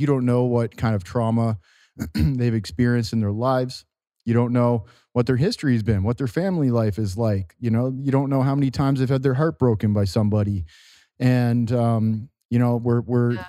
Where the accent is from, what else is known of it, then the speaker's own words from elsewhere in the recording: Canada; in my hometown